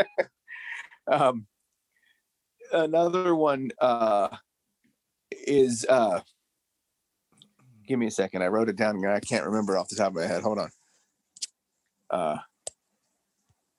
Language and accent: English; United States; I'm American